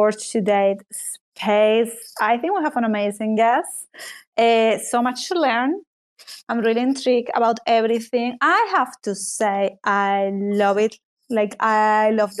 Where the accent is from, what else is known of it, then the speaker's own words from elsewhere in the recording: Spain; I'm from Spain